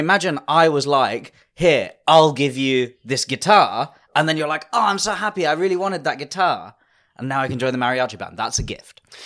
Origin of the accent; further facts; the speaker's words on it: United Kingdom; a British Indian man